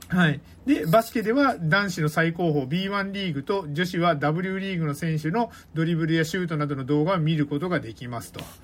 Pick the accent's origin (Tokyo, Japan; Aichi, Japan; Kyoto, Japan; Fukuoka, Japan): Fukuoka, Japan; Kitakyushu; moved away; 僕はですね、まあ、福岡出身というところはあって、はい、まあ、福岡に二十何年いたわけですけども